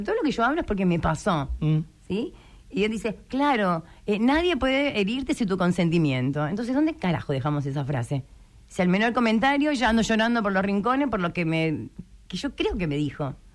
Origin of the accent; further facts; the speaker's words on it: Malvinas Argentinas, Buenos Aires, Argentina; Yo soy de Malvinas Argentina